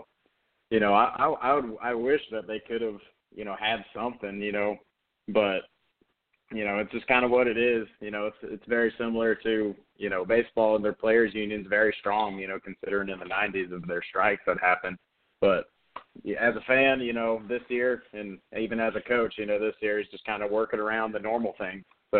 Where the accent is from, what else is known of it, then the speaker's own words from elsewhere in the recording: California, United States; You know, I'm from Southern California